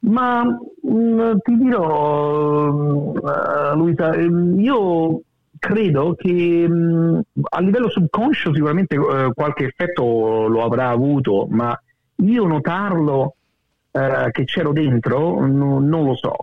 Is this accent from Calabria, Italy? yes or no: no; Guidonia, Lazio, Italy; moved away as an adult; also born or lived in Rome; now in Sydney, Australia; sono nato a Roma ma poi ho vissuto tutta la, vita a Guidonia